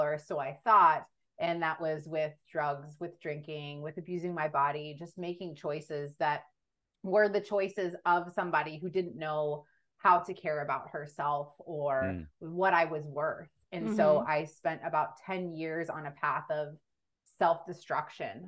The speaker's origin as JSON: {"language": "English", "region": "Texas", "country": "United States", "tie": "born or raised there", "said": "Was born and raised in Texas."}